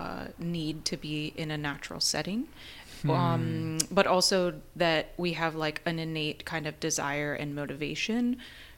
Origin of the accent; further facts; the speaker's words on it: Pensacola, Florida, United States; also born or lived in Chicago; now in Houston, United States; I'm from Pensacola, Florida. That's where I grew up.